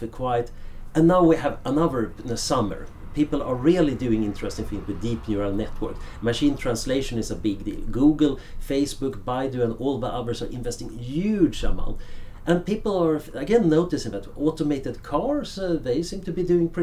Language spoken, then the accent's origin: English; Sweden; moved away as an adult; now in Oxford, United Kingdom; when I grew up in Sweden in the 70s, it was a fairly boring world